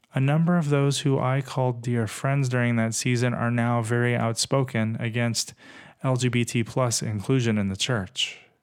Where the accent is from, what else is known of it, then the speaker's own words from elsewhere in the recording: Texas, United States; Growing up in Texas as a gay kid